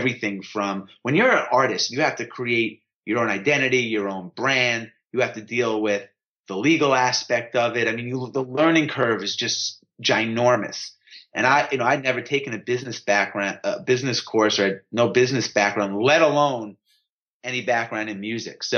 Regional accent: New York, United States; I grew up in New York

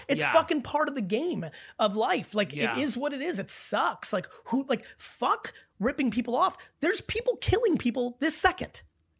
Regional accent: Belarus; I'm Belarusian. I was born in Belarus.

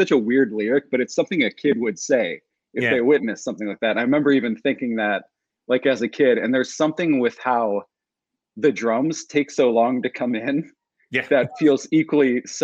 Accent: Cleveland, Ohio, United States; growing up around Cleveland, Ohio

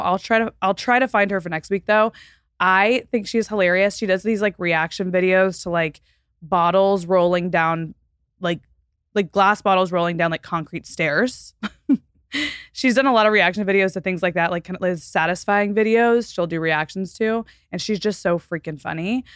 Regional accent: Fort Worth, Texas, United States; moved away; Fort Worth, which is my hometown

